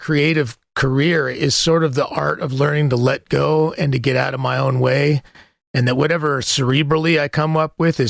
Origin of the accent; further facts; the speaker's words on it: the American West, United States; I'm from the American West